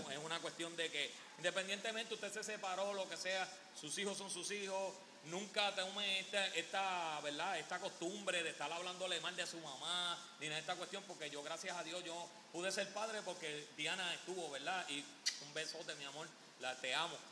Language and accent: Spanish; Puerto Rico; aquí en Puerto Rico somos territorio americano